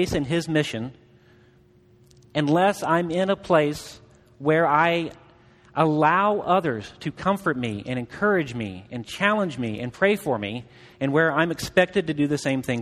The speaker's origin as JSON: {"language": "English", "region": "Southeast Missouri", "country": "United States", "tie": "born or raised there", "said": "I grew up in Southeast Missouri."}